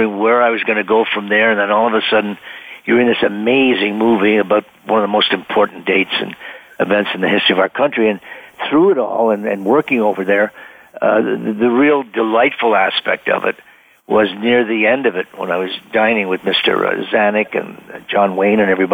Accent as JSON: {"language": "English", "town": "Ottawa", "region": "Ontario", "country": "Canada", "said": "a little guy from Ottawa, Canada"}